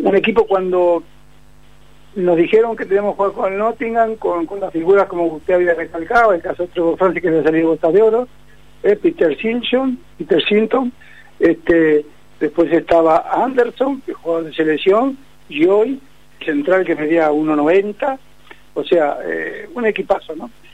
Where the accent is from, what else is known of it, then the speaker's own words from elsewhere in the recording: Uruguay; como somos los uruguayos